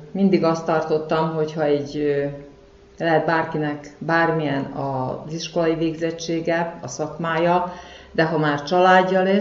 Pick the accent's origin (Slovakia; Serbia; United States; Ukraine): Serbia; Kishegyes, Vojvodina; igazi kishegyesnek tartom magam, mivel itt születtem. Amíg dolgoztam, itt helyben dolgoztam, és mai napig itt élek, itt lakom.